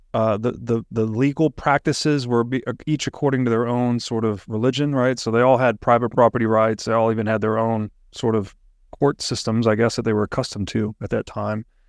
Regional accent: Tennessee, United States; growing up in Tennessee

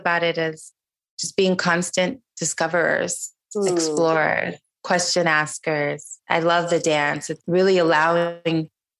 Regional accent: Niger; now in United States; I grew up in Niger, which was predominantly Muslim country.

